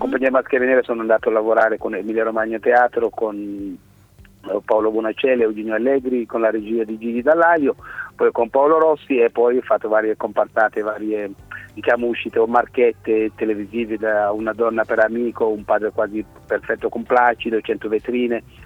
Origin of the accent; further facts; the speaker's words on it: Senegal; also born or lived in Milan, Italy; now in Italy; sono nato in Senegal, sono in Italia del 1990